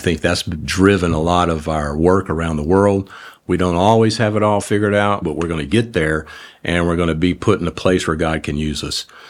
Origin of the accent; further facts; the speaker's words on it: New Orleans, Louisiana, United States; moved away; I grew up in New Orleans.